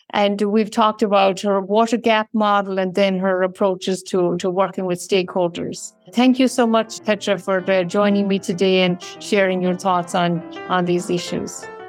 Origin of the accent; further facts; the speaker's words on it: Ireland; moved away; I come from Ireland